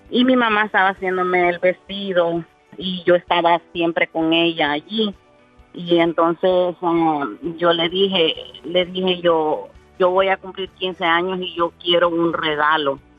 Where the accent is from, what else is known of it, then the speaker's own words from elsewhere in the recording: Honduras; now in Miami, United States; soy mitad hondureña y mitad salvadoreña.